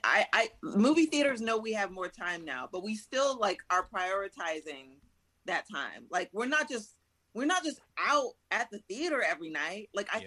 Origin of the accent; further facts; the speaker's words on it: Southern California, United States; I'm from Southern California.